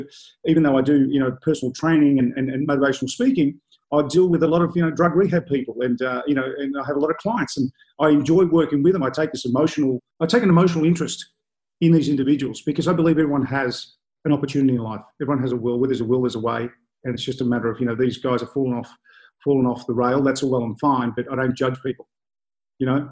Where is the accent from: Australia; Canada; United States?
Australia; Melbourne, Victoria; I grew up in Brunswick in a really rough and tough area in the 70s.